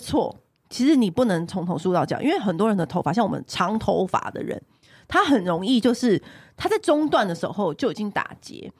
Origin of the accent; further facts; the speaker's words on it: Taiwan; 我们台湾人